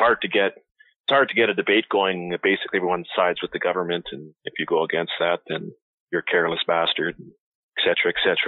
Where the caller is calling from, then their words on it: Alberta, Canada; Alberta, Canada. Yeah, I called the other night there.